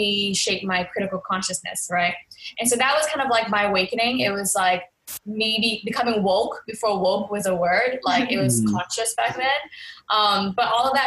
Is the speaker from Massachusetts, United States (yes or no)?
yes; Boston, Massachusetts, United States; moved away as an adult; also born or lived in Los Angeles, California / New York City; I was born and raised in Boston, Mass